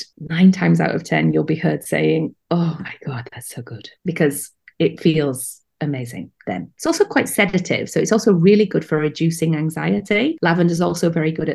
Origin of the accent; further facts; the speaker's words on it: United Kingdom; accent: British; moved away as an adult; now in Amsterdam, Netherlands; my accent betrays the fact that I'm British